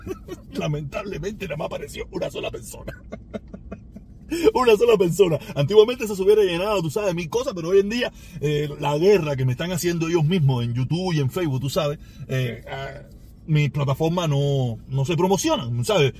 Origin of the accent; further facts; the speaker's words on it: Cuba; moved away; nací en Cuba